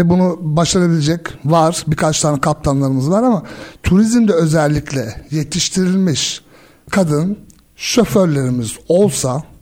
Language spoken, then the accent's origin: Turkish; Germany; also born or lived in Switzerland; ki ben Almanya'da doğdum, büyüdüm, İsviçre'de yaşadım, birçok farklı ülkede gittim.